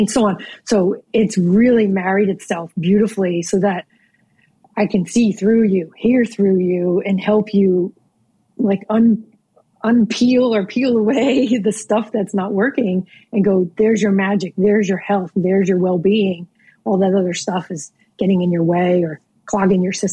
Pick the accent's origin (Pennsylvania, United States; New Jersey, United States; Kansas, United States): New Jersey, United States; now in Norfolk, Virginia, United States; growing up in New Jersey